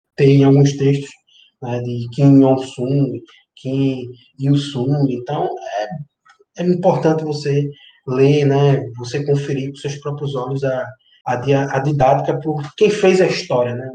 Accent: Northeast Region, Brazil; de volta para minha terra

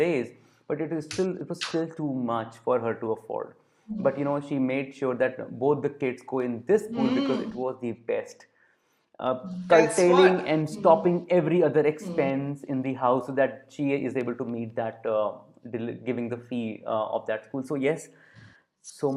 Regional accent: Varanasi, Uttar Pradesh, India; I come from Varanasi

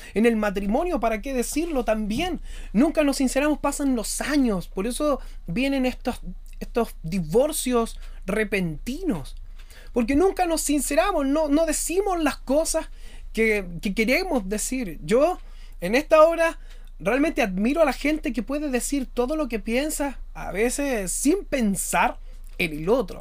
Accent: Chile; yo soy chileno y estoy viviendo actualmente una situación compleja en mi país

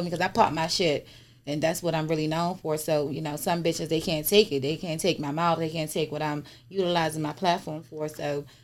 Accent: Maryland, United States; I'm actually from Maryland. Okay. Born, raised, and reside.

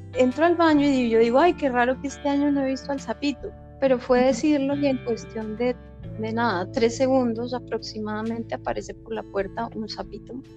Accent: Bogotá, Colombia; moved away; yo soy de Bogotá

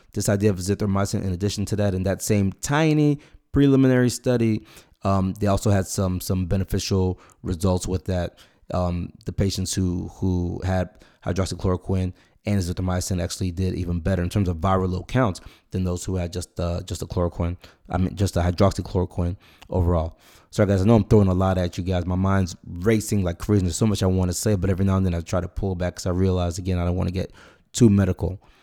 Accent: Nigeria; now in United States; I was born in Nigeria.

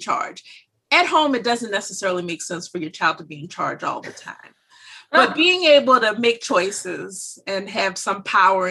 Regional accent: Louisiana, United States; moved away as an adult; now in Pennsylvania, United States; I'm from Louisiana

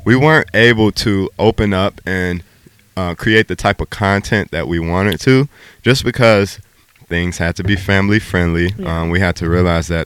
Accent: Chicago, Illinois, United States; moved away; born and raised in Chicago. That's my hometown. That's where I grew up

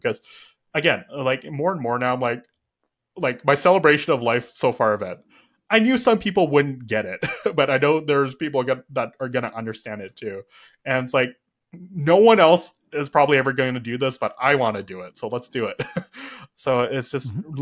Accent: Canada; I was born and raised in Canada

